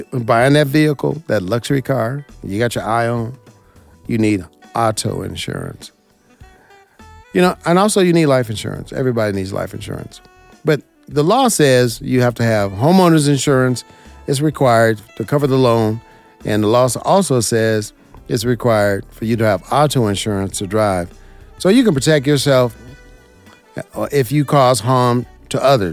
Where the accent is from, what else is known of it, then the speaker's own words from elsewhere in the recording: Las Vegas, Nevada, United States; I'm from Las Vegas, born and raised here.